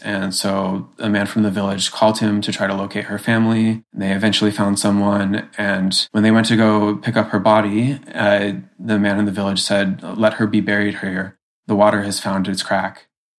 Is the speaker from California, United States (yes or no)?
yes; Fresno, California, United States; I grew up in Fresno